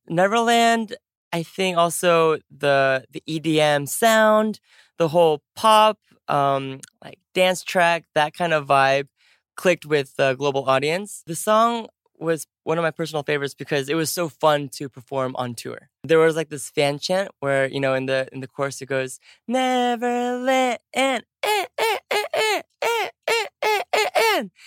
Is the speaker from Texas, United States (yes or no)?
no; California, United States; first language English; moved away; California, which is my home state